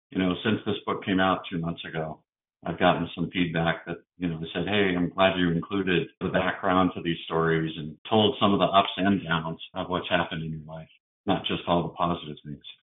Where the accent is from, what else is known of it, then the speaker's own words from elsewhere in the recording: Seattle, Washington, United States; moved away; I just went back to Seattle and my sister and I visited our sixth grade English teacher